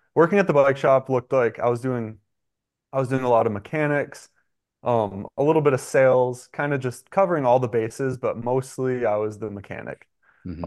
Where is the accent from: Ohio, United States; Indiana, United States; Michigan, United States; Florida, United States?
Michigan, United States; moved away as an adult; I'm from Michigan